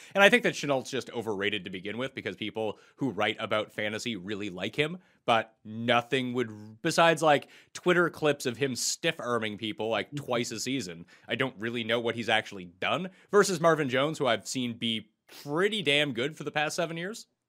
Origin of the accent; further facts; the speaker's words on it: Canada; moved away; also born or lived in New Jersey; I am Canadian